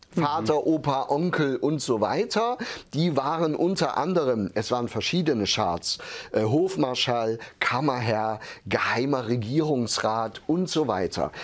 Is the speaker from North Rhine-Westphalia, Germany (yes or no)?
no; village near Hermsdorf, East Thuringia, Germany; Ich komme ja aus einem, wirklich aus Osttürmen, aus einem Dörfchen.